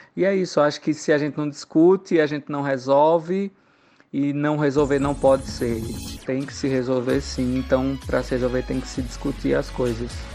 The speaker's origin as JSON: {"language": "Portuguese", "town": "Santa Cruz do Capibaribe", "region": "Pernambuco", "country": "Brazil", "moved": "yes", "lives_now": "São Paulo, Brazil", "said": "sou de Santa Cruz Capibaribe"}